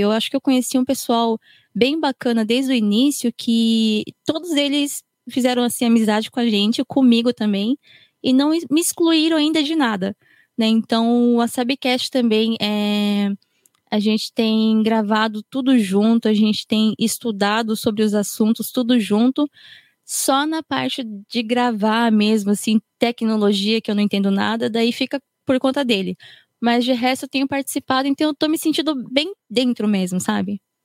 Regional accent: Japan; Eu fui criada aqui no Japão, sempre estudei aqui

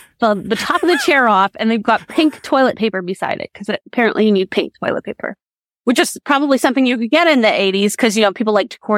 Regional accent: Winnipeg, Manitoba, Canada; So I grew up in Winnipeg, Manitoba, which is in Canada. In Manitoba has the highest proportion of Indigenous people of any province in Canada. So I grew up amongst and around a lot of different Indigenous people.

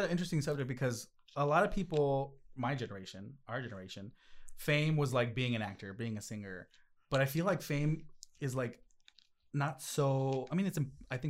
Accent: Tempe, Arizona, United States; also born or lived in Mexico; Yeah, because I was raised in Tempe.

